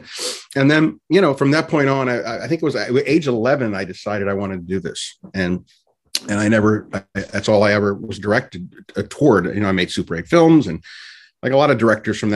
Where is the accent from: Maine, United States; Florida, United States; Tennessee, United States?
Florida, United States; Orlando; also born or lived in Havana, Cuba; I was born originally in Havana, Cuba, and left as a baby. My parents got me out of there. And then I grew up in Orlando, Florida